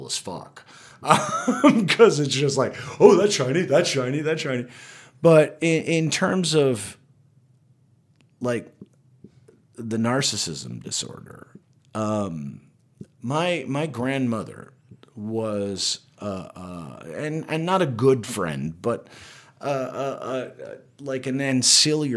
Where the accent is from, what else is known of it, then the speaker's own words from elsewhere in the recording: Florida Panhandle, United States; also born or lived in Madrid, Spain; I was brought to this country where I was raised in a town that hated me for being Spanish